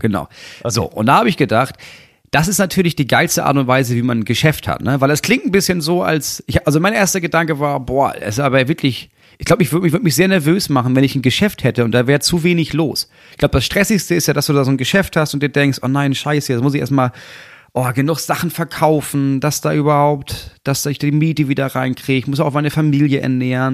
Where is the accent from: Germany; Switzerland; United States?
Germany; als Deutscher